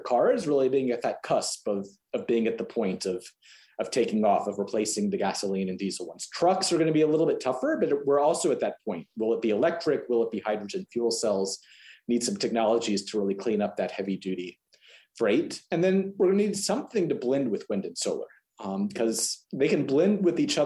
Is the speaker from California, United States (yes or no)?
no; Texas, United States; as a Texan